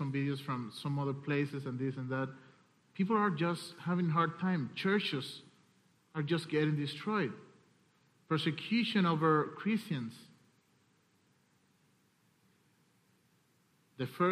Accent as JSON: {"language": "English", "country": "Cuba", "said": "I'm coming from Cuba"}